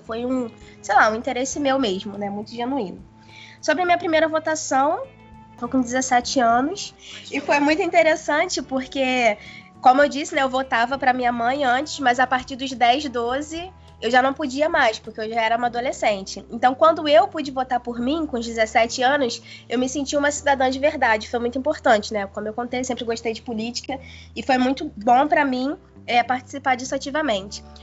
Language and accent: Portuguese; Itaguaí, Rio de Janeiro, Brazil; eu não sou da cidade do Rio, né? Eu sou de uma cidade menor, que é Itaguaí. E lá eu sempre acompanhei muito política